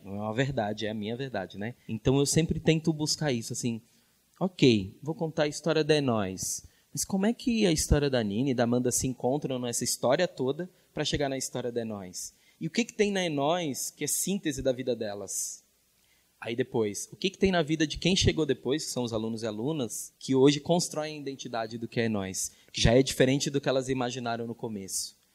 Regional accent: Minas Gerais, Brazil; nasci em Minas Gerais

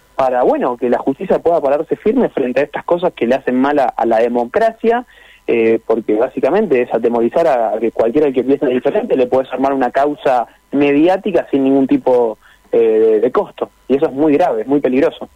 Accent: Lanús, Buenos Aires Province, Argentina; soy de Buenos Aires, Lanús, y me vine a trabajar unos días a la Patagonia

